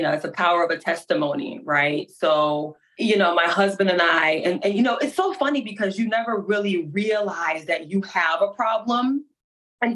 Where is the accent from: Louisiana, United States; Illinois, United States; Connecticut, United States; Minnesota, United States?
Connecticut, United States; Hartford; moved away as an adult; now in Alabama, United States; I'm from Hartford, Connecticut, and now I'm in good old Alabama